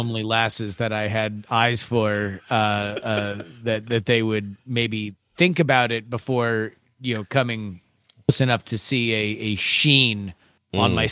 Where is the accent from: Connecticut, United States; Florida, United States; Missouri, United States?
Florida, United States; South; now in Houston, United States; I'm from South Florida